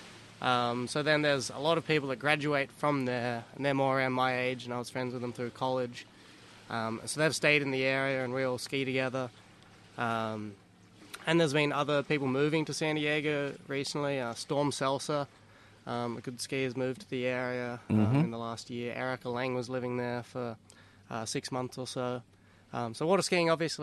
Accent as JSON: {"language": "English", "country": "Australia", "accent": "Australian", "moved": "yes", "lives_now": "United States", "said": "I'm Australian"}